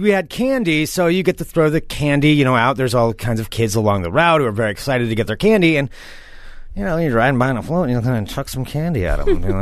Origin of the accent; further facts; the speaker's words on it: Independence, Oregon, United States; it's Independence, Oregon, where I grew up